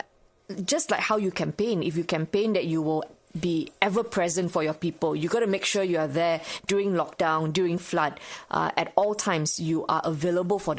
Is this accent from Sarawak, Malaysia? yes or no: no; Subang Jaya, Selangor, Malaysia; also born or lived in Australia; my hometown, Subang Jaya